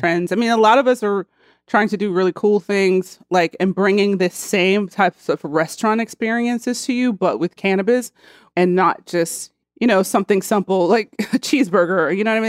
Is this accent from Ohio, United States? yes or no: yes; Cincinnati, Ohio, United States; I'm from Cincinnati, Ohio